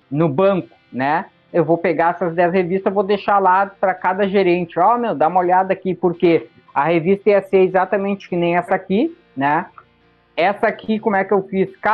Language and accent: Portuguese; São Paulo, Brazil; Quer dizer, pô, eu sou lá de São Paulo. Aqui não tem nenhum evento anarcapitalista, não tem nada.